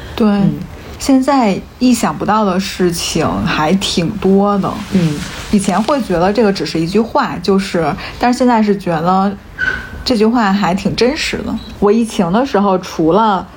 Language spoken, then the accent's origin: Chinese; northern China, China; 我是在北方长大的嘛嗯。然后我小的时候其实没有什么，冬天的时候，北方是没有啥青菜的，就都是白菜、萝卜、豆腐这种